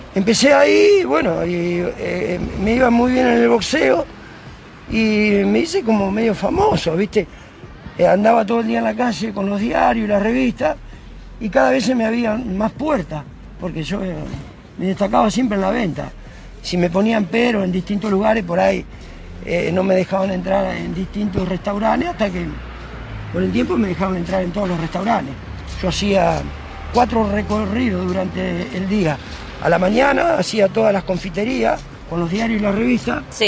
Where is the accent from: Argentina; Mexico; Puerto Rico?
Argentina; Carmen de Patagones, Buenos Aires Province; moved away as an adult; now in Trelew, Argentina; de Carmen de Patagones, donde soy nativo yo